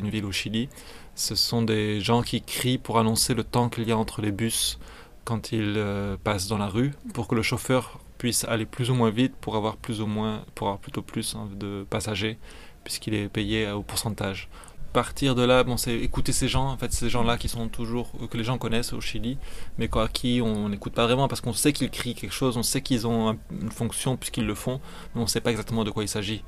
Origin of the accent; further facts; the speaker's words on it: France; moved away as an adult; also born or lived in Belgium; now in Mexico; je suis français, j'ai étudié à un moment donné en Belgique. Dernièrement, je vis plutôt au Mexique